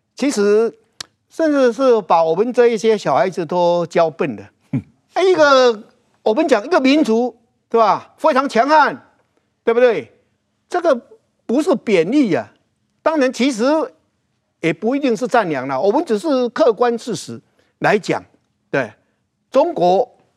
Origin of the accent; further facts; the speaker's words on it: Taiwan; 我们台湾人很多是从漳州来，主要是漳州跟泉州嘛，哈，而且漳州还是占多数嘛